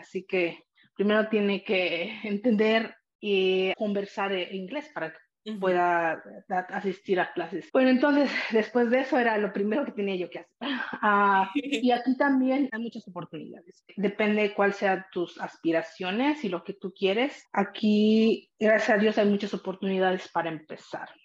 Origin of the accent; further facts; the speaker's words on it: San Pablo Atipan, Puebla, Mexico; also born or lived in Salinas, California; now in United States; ahí crecí eh, en un pequeño pueblo que se llama San Pablo Atipan y es parte del estado de Puebla